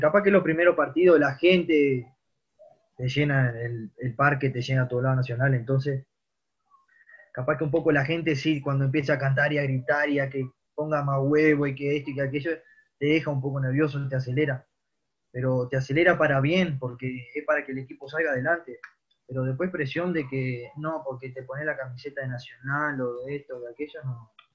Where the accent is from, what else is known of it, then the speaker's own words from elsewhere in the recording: Rivera, Uruguay; moved away as an adult; also born or lived in Montevideo; soy de Rivera, que me tocó irme y de grande, me fui a los 18 años yo